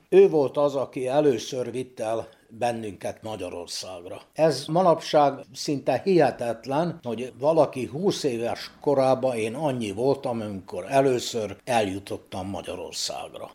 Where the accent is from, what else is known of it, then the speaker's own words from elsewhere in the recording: Bačka Topola, Vojvodina, Serbia; Ebben a házban születtem 1944. januárjában